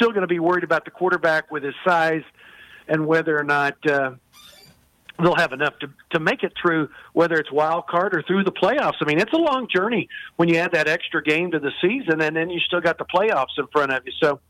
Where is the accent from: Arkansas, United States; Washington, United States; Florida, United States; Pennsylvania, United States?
Arkansas, United States; I did follow Brooks Robinson and the boys, pretty much there, our double A team were the Little Rock Travelers